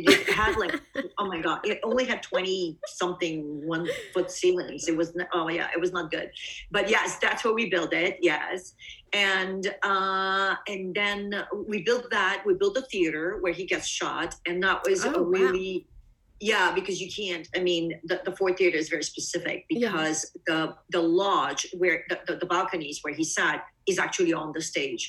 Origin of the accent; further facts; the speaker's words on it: East Coast, United States; because I'm from the East Coast. We don't have that.